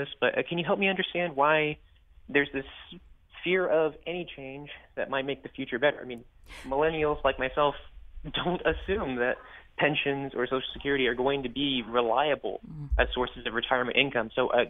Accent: Texas, United States; moved away; Yes. I was born and bred in Texas, and I'm a young educator, primarily in the private sector.

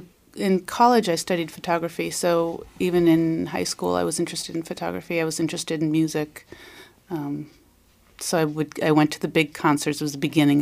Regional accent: Wauconda, Illinois, United States; I grew up in the northwest suburbs of Chicago. {S1} Which one? {S2} A little teeny tiny town called Wakanda.

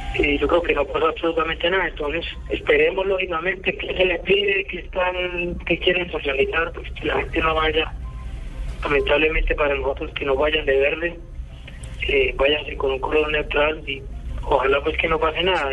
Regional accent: Colombia; como colombianos

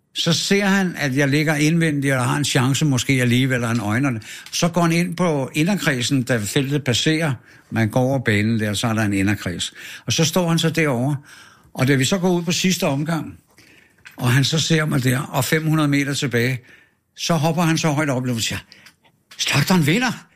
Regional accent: Frederiksberg, Capital Region of Denmark, Denmark; also born or lived in Kastrup, Amager; jeg er født på Frederiksberg, på Asaliavej

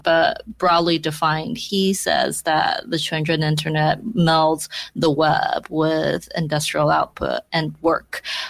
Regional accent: Beijing, China; moved away as an adult; now in Hong Kong; I grew up in Beijing. I only arrived in Hong Kong about a decade ago to work as a journalist.

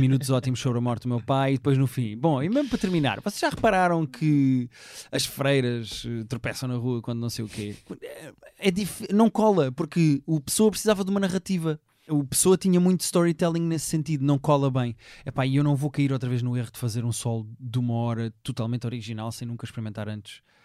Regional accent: Portugal; eu sou português

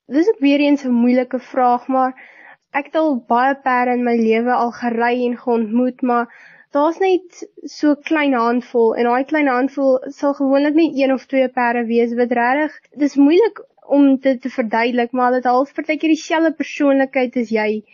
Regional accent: Upington, Northern Cape, South Africa; ek kom van Appington af. Ek is 17 jaar oud. Ek gaan skool hier in Hoërskool Duyneveld hier in Appington.

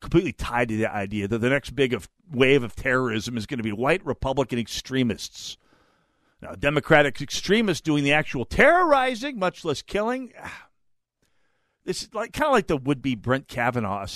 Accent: North Dakota, United States; also born or lived in Foster County, North Dakota; now in Minnesota, United States; my home state of North Dakota

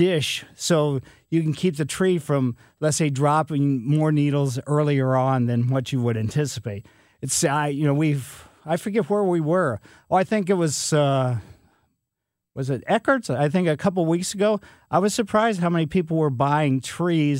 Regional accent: Ellisville, Missouri, United States; growing up in Ellisville on Maple Lane

